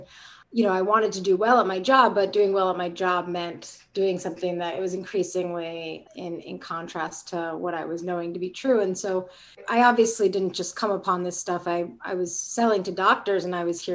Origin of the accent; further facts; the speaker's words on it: Rockville, Maryland, United States; also born or lived in Richmond, Virginia / California; now in Davis, United States; spent my entire youth in Rockville, Maryland, which is a suburb of Washington, D.C.